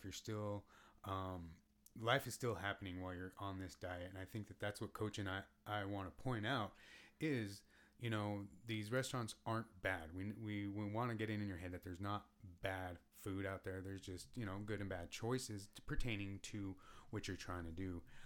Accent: United States

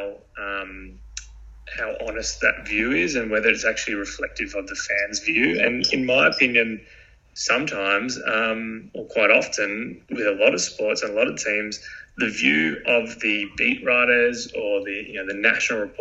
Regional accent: Australia; growing up in Australia, you play sport on weekends

